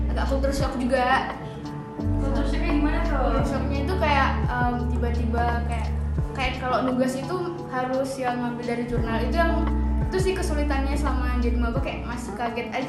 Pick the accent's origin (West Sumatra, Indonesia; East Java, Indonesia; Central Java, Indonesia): West Sumatra, Indonesia; Padang; Aku berasal dari Kota Padang.